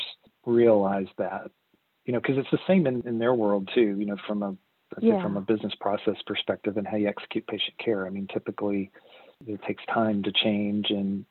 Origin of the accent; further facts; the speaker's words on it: Arkansas, United States; moved away as an adult; also born or lived in Texas; I'm originally from Arkansas, and I moved to Texas in the early 2000s